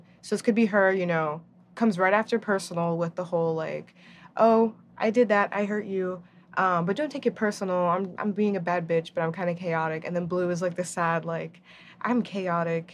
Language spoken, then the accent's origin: English; New Jersey, United States; I'm also Dominican and I'm also from New Jersey